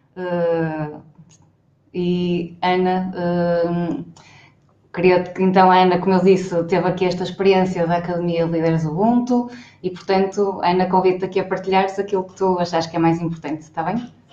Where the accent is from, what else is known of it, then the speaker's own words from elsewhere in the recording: Braga, Norte, Portugal; sou de Braga